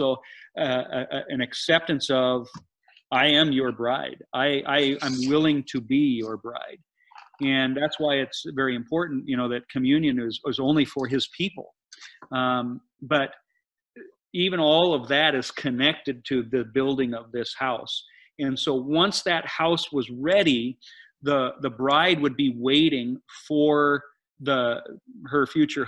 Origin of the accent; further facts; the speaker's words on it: United States; growing up in America